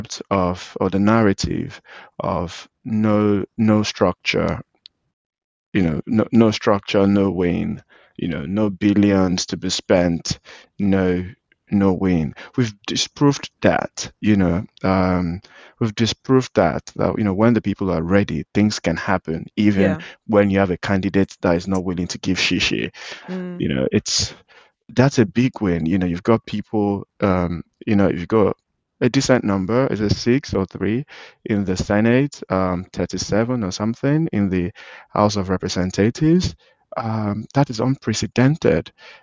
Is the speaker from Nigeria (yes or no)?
yes; Nigeria; as a Nigerian